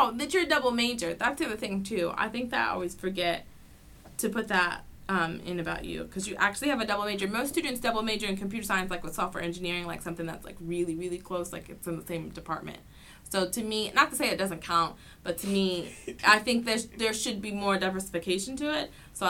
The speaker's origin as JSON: {"language": "English", "region": "England", "country": "United Kingdom", "said": "Okay, whatever, I'm English, so."}